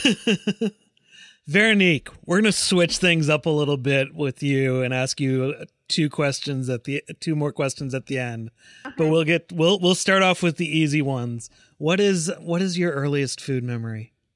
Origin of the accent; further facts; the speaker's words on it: Chaska, Minnesota, United States; moved away; I grew up in Minnesota